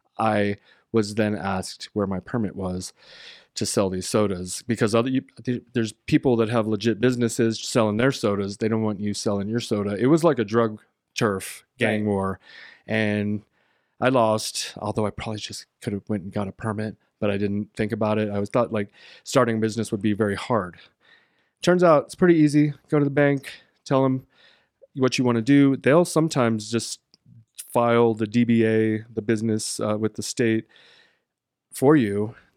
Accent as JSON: {"language": "English", "town": "San Antonio", "region": "Texas", "country": "United States", "tie": "born or raised there", "also_born_or_lived": "Georgia, United States / Southern California, United States", "said": "San Antonio and then Georgia and then Southern California and like back and forth between those cities and states."}